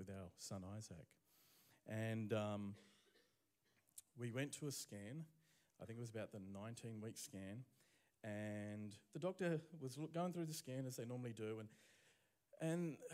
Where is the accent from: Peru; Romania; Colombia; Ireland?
Romania; now in Brisbane, Australia; I was born in Romania